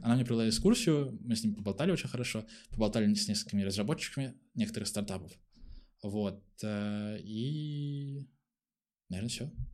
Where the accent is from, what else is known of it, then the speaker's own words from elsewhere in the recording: Pskov, Pskov Oblast, Russia; now in Saint Petersburg, Russia; А сам я родом не из Санкт-Петербурга, из маленького городка, Псков называется